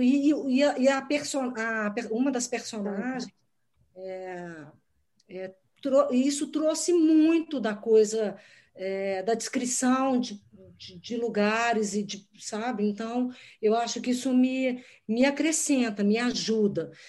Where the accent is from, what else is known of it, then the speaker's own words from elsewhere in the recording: Minas Gerais, Brazil; Como mineira